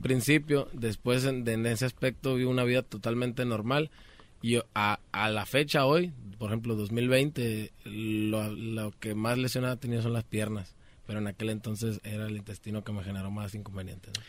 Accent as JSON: {"language": "Spanish", "region": "Sonora", "country": "Mexico", "tie": "born or raised there", "also_born_or_lived": "Culiacán, Sinaloa", "said": "Yo nací en Culiacán, Sinaloa también, pero soy criado en, Sonora"}